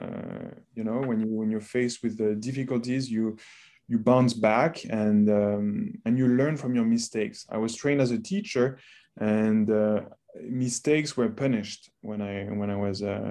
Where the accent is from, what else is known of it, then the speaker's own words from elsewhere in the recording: France; moved away as an adult; also born or lived in North America; I grew up in France